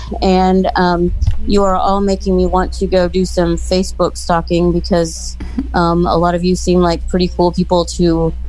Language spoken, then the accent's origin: English; Louisville, Kentucky, United States; I am from Louisville, Kentucky.